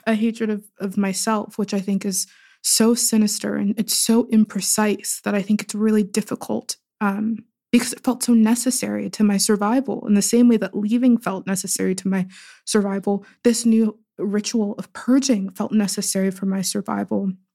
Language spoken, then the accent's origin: English; Pittsburgh, Pennsylvania, United States; I was born and raised in Pittsburgh, but in very different parts of Pittsburgh